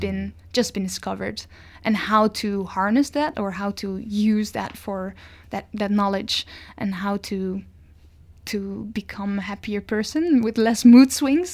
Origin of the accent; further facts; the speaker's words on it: Netherlands; moved away as an adult; now in Victoria, Canada; I was born in the Netherlands